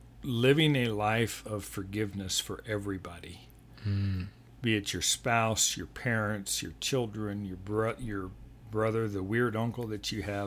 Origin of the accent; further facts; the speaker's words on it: Denver, Colorado, United States; And interestingly enough, I grew up in Denver from age 8 on. I didn't even know we had a professional football team.